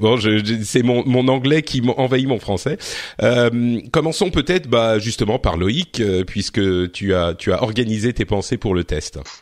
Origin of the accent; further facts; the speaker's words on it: France; chez nous, en France